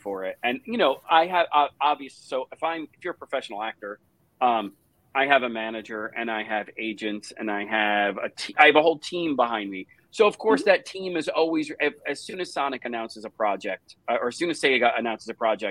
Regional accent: New Jersey, United States; moved away; I grew up in New Jersey

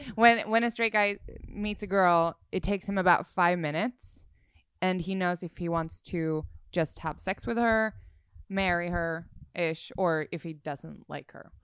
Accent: Sweden; moved away as an adult; now in Los Angeles, United States; I'm from Sweden

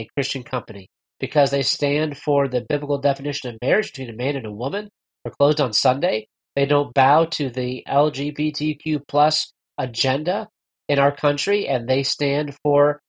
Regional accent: northern New York State, United States; now in Texas, United States; I'm originally from New York. I live in Texas now, but I grew up in northern New York State

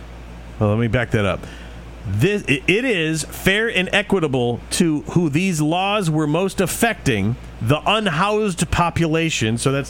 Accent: Michigan, United States; It's not my hometown, but it is my home state.

